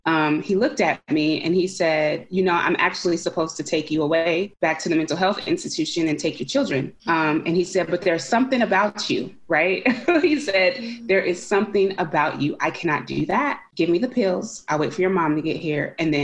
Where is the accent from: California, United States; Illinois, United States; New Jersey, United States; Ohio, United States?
California, United States; Concord; And I grew up in Concord, California. And I remember that this was the last place that I experienced some peace and happiness.